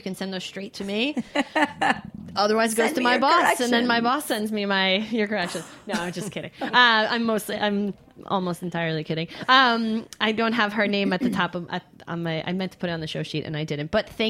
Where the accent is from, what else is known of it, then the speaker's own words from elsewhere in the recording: New York, United States; And I'm like, nope, born, bred New Yorker.